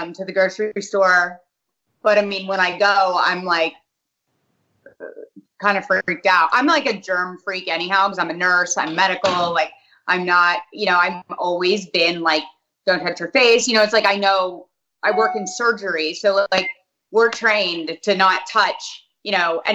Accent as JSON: {"language": "English", "town": "Hartford", "region": "Connecticut", "country": "United States", "tie": "born or raised there", "also_born_or_lived": "South Windsor, Connecticut", "moved": "yes", "said": "I was born in Hartford."}